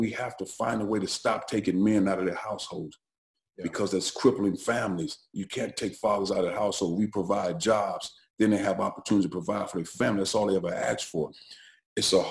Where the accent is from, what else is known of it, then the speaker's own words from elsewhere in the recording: East St. Louis, Illinois, United States; I grew up in East St. Louis at the time, which is 100% minority black community